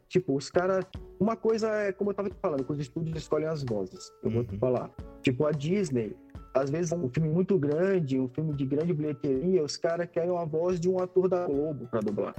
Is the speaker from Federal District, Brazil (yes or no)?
no; Florianópolis, Santa Catarina, Brazil; moved away as an adult; now in São Paulo, Brazil; eu sou de Florianópolis, Santa Catarina, e para me, me tornar dublador eu tive que me mudar para São Paulo